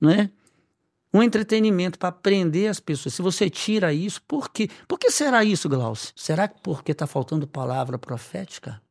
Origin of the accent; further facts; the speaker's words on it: Belém, Pará, Brazil; moved away; eu morava ainda em Belém, que é minha cidade natal